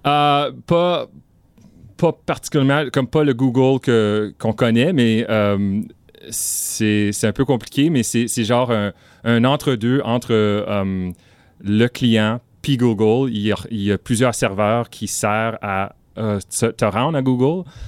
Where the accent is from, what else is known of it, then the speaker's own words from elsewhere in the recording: northern Ontario, Canada; also born or lived in Ottawa, Canada / Marathon, Ontario; je viens du nord de l'Ontario